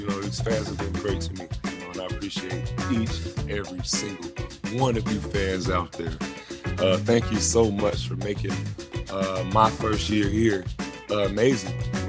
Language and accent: English; Atlanta, Georgia, United States; now in Philadelphia, United States; For me, going back and playing against the Hawks, you know, it's my hometown team